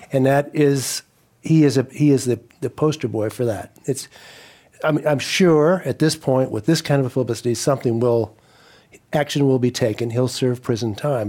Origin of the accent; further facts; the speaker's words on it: Colorado, United States; now in California, United States; I'm from Colorado